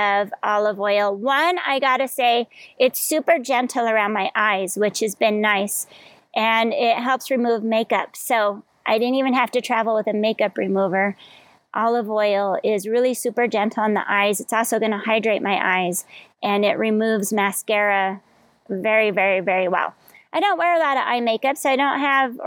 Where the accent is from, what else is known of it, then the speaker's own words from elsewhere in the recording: Colorado, United States; now in Hawaii, United States; I grew up in Colorado